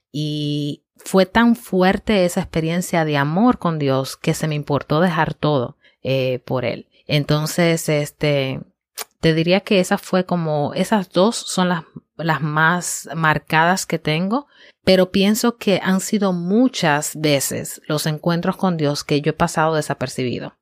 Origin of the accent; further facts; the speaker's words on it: Dominican Republic; now in United States; soy dominicana, eh, llevo muchos años ya en Estados Unidos, así que llevo un tiempo ya viviendo fuera de, República Dominicana, pero mis raíces son dominicanas y amo mi país